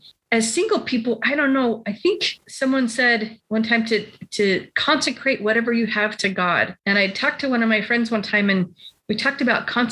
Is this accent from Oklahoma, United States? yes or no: no; Utah, United States; I grew up in Utah.